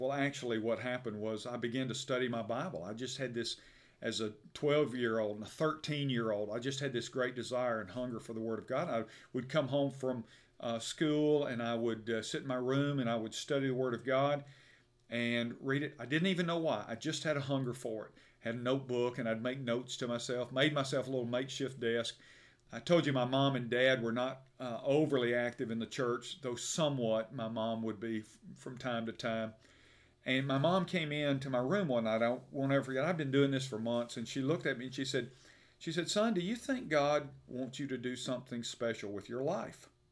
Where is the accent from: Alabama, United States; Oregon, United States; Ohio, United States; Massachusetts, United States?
Alabama, United States; Birmingham; I'm from Birmingham, uh, and for those who are listening outside of the state, about Birmingham, Alabama.